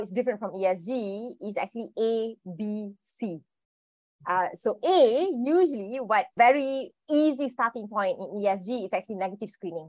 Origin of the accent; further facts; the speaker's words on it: Malaysia; I'm a Malaysian